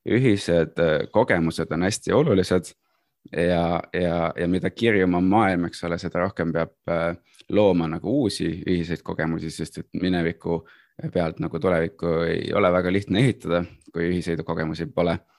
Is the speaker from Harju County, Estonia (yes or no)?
yes; Saue, Harju County, Estonia; born there; Saue oli samamoodi alev, kui ma sündisin ja Saue sai linnaõigused üheksakümne kolmandal aastal augustis.